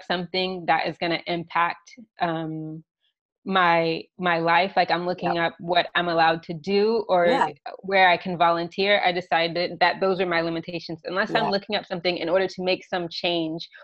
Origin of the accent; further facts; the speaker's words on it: Virginia, United States; moved away as an adult; now in Poland; I was raised in Virginia, and most of my family lives in Washington, D.C. right now.